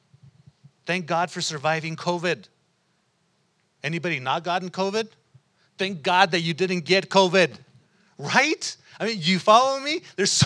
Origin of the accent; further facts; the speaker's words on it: United States; we're American. We're born in this place